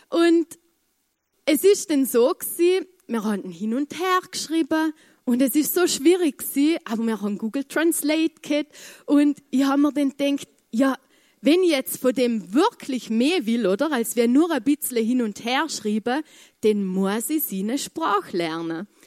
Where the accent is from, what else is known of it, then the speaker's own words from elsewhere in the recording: Vorarlberg, Austria; ich, ich komme aus dem Muntafu und da redet man kein Englisch.